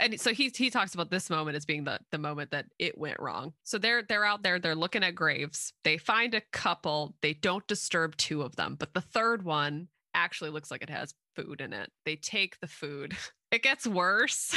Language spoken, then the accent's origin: English; Plymouth, Massachusetts, United States; I am actually from Plymouth, Massachusetts.